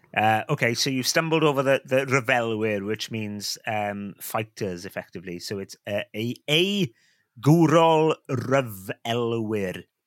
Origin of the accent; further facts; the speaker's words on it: Wales, United Kingdom; I'm a Welshman. I'm a Welshman